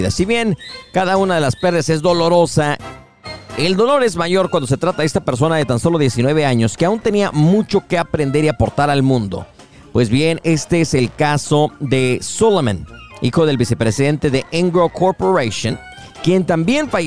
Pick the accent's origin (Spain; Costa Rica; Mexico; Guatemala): Mexico; now in Tyler, United States; la gastronomía peruana tiene un platillo que nosotros como mexicanos y latinos también disfrutamos mucho